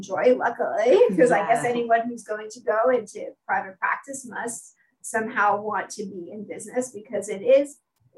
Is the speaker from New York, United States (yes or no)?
yes; New York City, New York, United States; I'm a native New Yorker. I grew up in Brooklyn before Brooklyn was cool